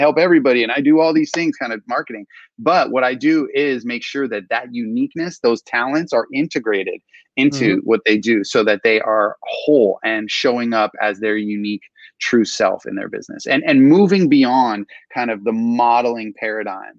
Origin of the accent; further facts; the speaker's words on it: Southern California, United States; I'm all Southern California, born and raised